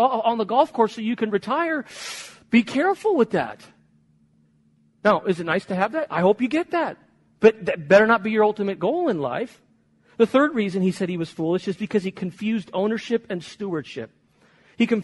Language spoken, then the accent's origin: English; Chicago, Illinois, United States; moved away; also born or lived in Spain; I was born in Chicago. I lived in Spain for 20 years, but born in Chicago, went back to Chicago to do my master's seminary degree there